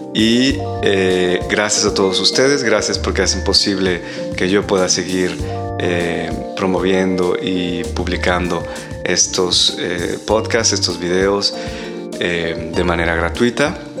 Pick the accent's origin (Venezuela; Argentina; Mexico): Mexico; moved away as an adult; now in Europe; vivo en Europa desde hace casi 15 años y en algunos otros países también, eh, en Latinoamérica, porque ahí nací en México